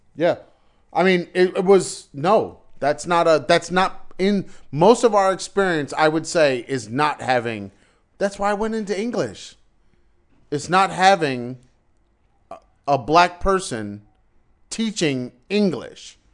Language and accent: English; Wilmington, Delaware, United States; I was growing up in Wilmington, Delaware